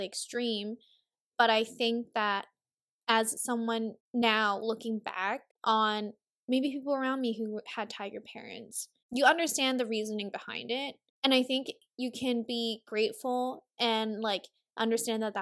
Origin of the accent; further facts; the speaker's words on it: Hong Kong; now in United States; we grew up more so in Hong Kong